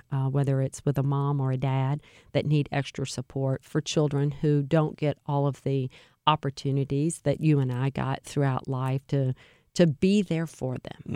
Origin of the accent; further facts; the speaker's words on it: Alexandria, Louisiana, United States; moved away as an adult; now in St. Louis, United States; I was born in Alexandria, Louisiana, which is central Louisiana